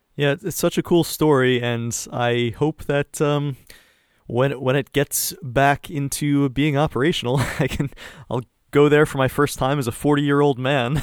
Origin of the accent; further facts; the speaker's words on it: East Coast, United States; moved away as an adult; now in East Bay, California, United States; I'm from the East Coast